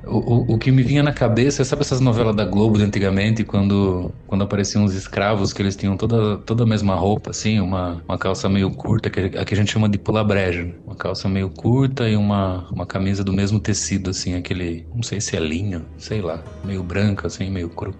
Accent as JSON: {"language": "Portuguese", "town": "Sorocaba", "region": "São Paulo", "country": "Brazil", "said": "eu sou de Sorocaba"}